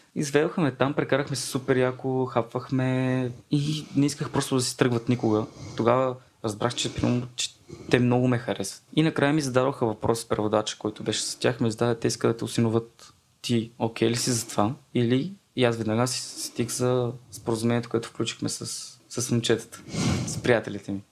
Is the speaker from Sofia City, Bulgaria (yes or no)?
no; Vratsa, Vratsa Province, Bulgaria; съм от Враца